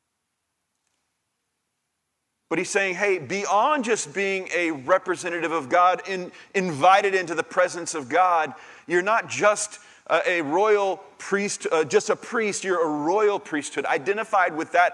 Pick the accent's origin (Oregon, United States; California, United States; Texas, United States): Texas, United States; Sugar Land; now in Brenham, United States; I grew up in Sugar Land